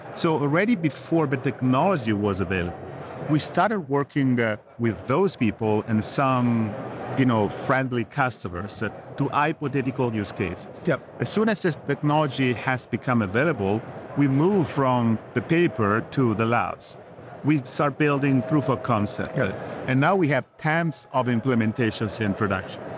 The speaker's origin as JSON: {"language": "English", "country": "Italy", "also_born_or_lived": "California, United States", "moved": "as an adult", "lives_now": "New Jersey, United States", "said": "I came from Italy. I'm Italian."}